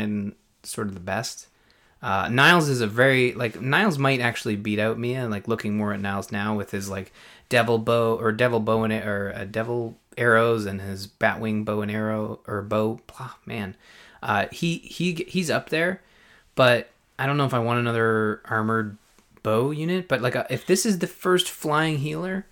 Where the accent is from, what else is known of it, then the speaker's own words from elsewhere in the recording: Canada; I'm from Canada.